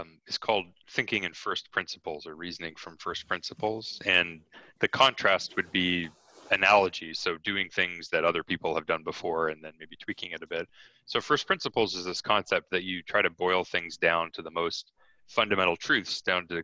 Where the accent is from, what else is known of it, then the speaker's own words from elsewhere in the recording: Canada; I'm Canadian